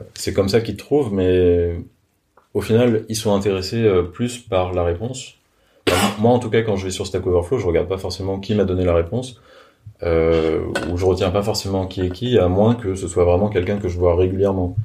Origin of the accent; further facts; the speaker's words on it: France; je suis français